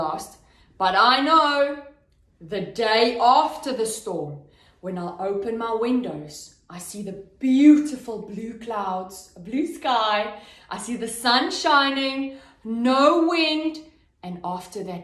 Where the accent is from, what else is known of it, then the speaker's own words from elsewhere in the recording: Cape Town, Western Cape, South Africa; a city called Cape Town. So that's where I'm from